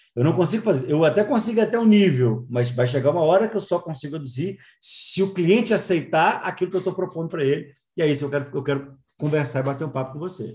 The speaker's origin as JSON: {"language": "Portuguese", "region": "Minas Gerais", "country": "Brazil", "said": "eu sou de Minas"}